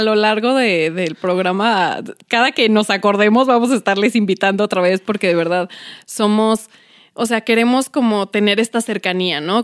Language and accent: Spanish; Mexico City, Mexico; yo soy de Iztapalapa